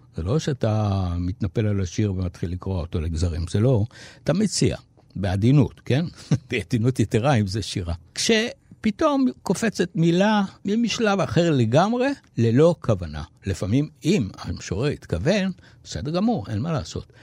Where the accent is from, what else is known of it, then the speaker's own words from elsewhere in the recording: Tel Aviv, Tel Aviv District, Israel; אני כאן, אני מפה